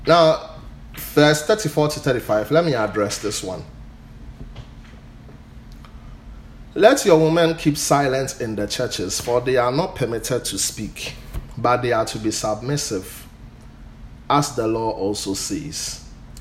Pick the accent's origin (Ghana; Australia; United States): Ghana; I'm a Ghanaian